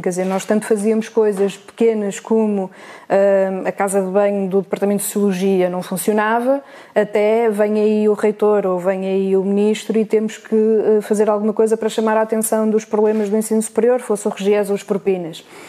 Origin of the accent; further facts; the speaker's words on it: Vila Nova de Gaia, Norte, Portugal; moved away as an adult; now in Lisbon, Portugal; Eu, eu nasci e cresci em Gaia, estive em Gaia até, até aos 19 anos.